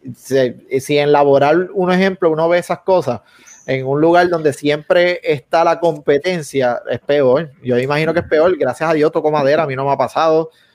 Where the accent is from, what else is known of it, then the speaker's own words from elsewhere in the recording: Puerto Rico; somos puertorriqueños